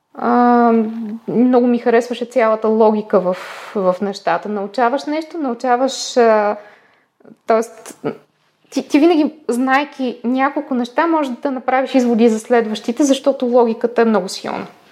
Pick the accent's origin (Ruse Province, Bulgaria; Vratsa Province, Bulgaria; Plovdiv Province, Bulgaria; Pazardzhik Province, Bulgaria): Plovdiv Province, Bulgaria; Plovdiv; когато си бяхме в Пловдив, тъй като аз съм от Пловдив, когато си бяхме в Пловдив, си спомням, че ходейки на детска градина и в първите години на училище